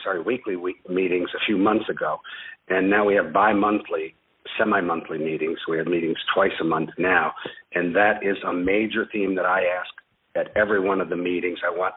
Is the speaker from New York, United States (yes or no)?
yes; Ossining, New York, United States; also born or lived in Flagstaff, Arizona / Kabul, Afghanistan; now in Buffalo, United States; I was born just north of New York City, and in fact, my hospital in Ossining, New York, overlooked Sing Sing Prison.